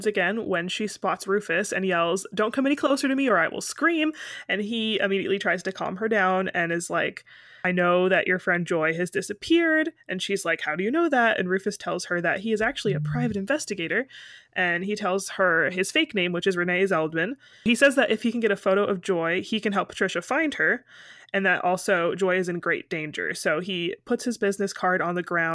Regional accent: United States; I'm from America

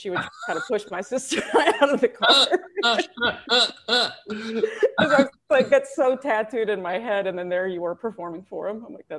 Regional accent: near Lake Jackson, Brazoria County, Texas, United States; that prison is 30 miles from where I grew up, my hometown.

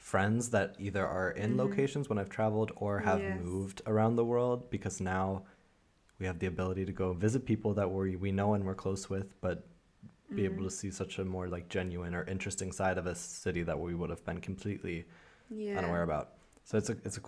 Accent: United States; moved away; also born or lived in Germany; I'm originally from the States

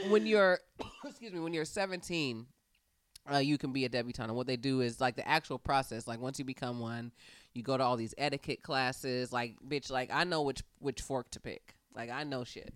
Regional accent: Fairfield, California, United States; I'm from Fairfield, California. It is as it sounds. I grew up in a very mixed environment

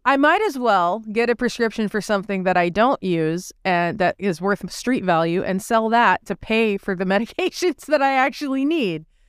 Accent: Texas, United States; I grew up in Texas watching Alex Jones on Public Access

